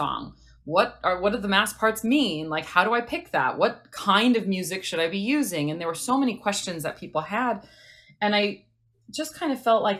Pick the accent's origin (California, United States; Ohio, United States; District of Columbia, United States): California, United States; Los Angeles; I was born and raised in Los Angeles